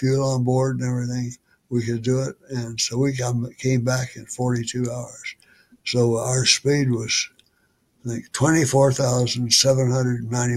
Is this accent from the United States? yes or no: yes; Weatherford, Oklahoma, United States; moved away as an adult; my hometown of Weatherford, 65 miles west of Oklahoma City